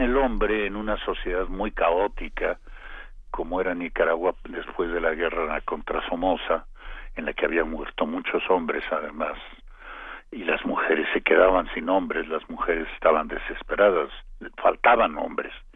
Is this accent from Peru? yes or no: no; Mexico